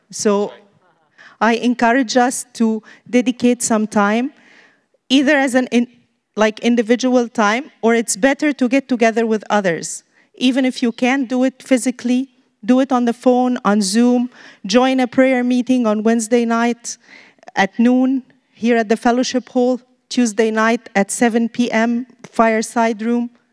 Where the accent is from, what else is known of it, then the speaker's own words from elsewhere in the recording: Egypt; moved away; We're from Egypt, missionaries here